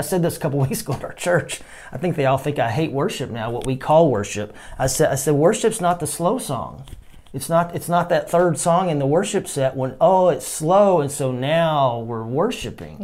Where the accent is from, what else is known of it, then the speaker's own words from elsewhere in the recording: Texas, United States; I'm from Texas